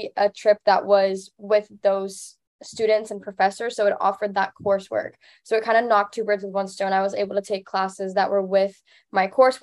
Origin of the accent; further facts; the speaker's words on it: Cuba; moved away; I'm from Cuba. And so the dialects are very different, even though it's the same language.